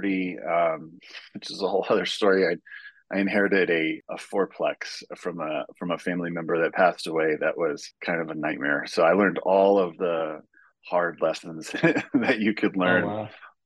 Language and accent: English; Austin, Texas, United States; moved away as an adult; also born or lived in Amarillo, Texas; now in Fort Collins, United States; I'm actually from Texas. So I grew up in Austin, but my family is from Amarillo